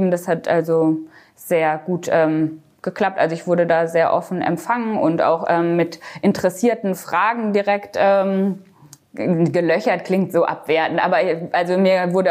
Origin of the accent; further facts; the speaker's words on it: Baden-Württemberg, Germany; aber aufgewachsen bin ich am Bodensee. Also ich habe 20 Jahre lang am Bodensee direkt an der Schweizer Grenze gelebt.